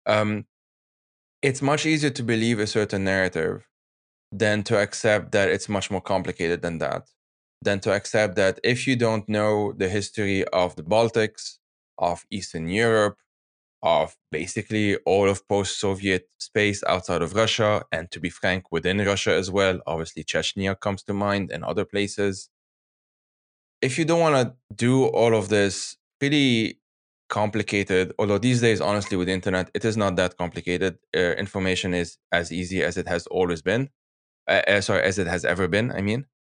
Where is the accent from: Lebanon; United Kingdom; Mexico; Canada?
Lebanon; now in Geneva, Switzerland; I'm from Lebanon